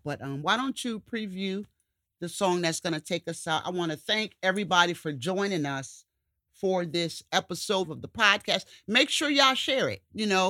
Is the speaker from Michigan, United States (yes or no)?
no; Poughkeepsie, New York, United States; And that's my hometown.